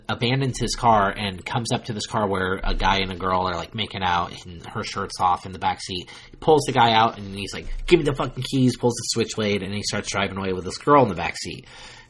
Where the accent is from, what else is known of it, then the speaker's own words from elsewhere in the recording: Ukiah, California, United States; moved away; we grew up in Mendocino County. We grew up in Ukiah, which is the hub of Mendocino County